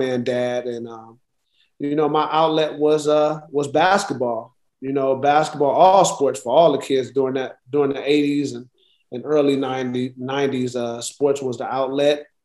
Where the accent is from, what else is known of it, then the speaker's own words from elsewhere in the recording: Los Angeles, California, United States; born and raised in Los Angeles. To be specific, the Watts area.